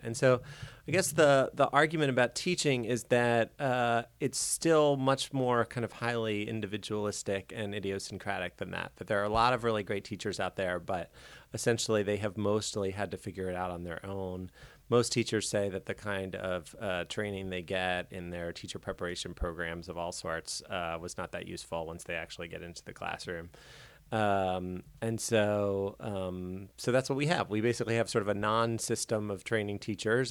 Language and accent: English; Baltimore, Maryland, United States; I grew up in Baltimore